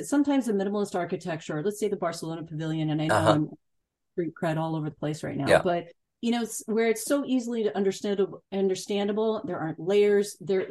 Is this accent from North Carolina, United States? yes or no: no; Illinois, United States; moved away; also born or lived in California; I come from Illinois